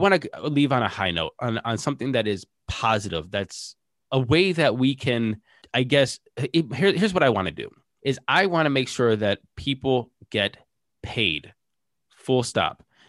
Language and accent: English; Ohio, United States; we're from Ohio